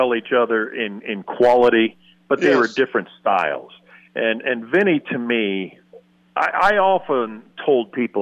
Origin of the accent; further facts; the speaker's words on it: Colorado, United States; moved away; also born or lived in Northern California / San Diego; I was born and raised in Colorado, moved to California, but Northern California